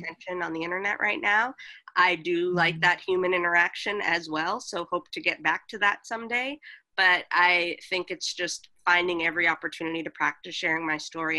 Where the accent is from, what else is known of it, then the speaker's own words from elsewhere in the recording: Boston, Massachusetts, United States; moved away as an adult; also born or lived in Los Angeles; I grew up in Boston